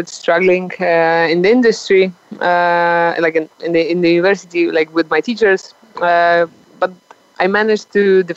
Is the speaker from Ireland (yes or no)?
no; 20 km south of Poznań, Greater Poland, Poland; English is a second language; moved away as an adult; now in Colombia; my hometown is 20 kilometers on the south of that city, and where this is where my parents live